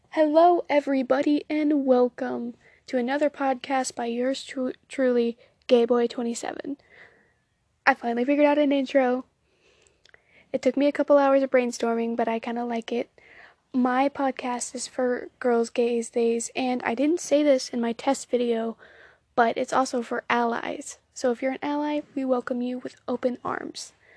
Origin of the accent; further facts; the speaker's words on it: Southern United States, United States; accent: Southern, country twang; if you couldn't tell by the way I say y'all, I am in fact Southern.